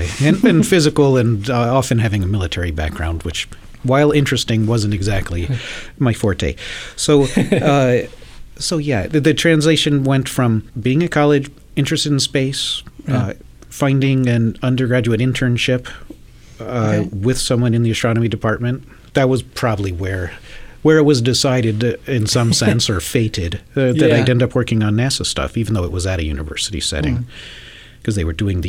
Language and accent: English; Atlanta, Georgia, United States; no, I grew up in Atlanta, Georgia.